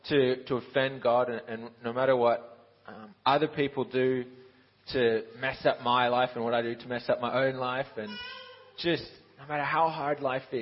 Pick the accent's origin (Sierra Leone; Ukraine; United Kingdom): Ukraine; I'm 22 years old. I'm in my third year of Bible college. I grew up in Ukraine. My dad is Aussie. My mum is Canadian-American. That's why I sound so messed up.